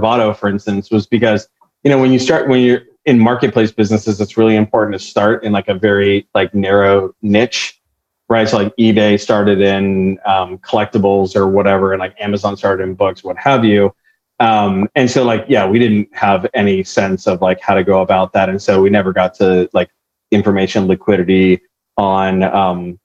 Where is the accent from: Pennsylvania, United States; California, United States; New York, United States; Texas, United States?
California, United States; Orange County; now in San Francisco, United States; I'm in San Francisco, but I'm from Orange County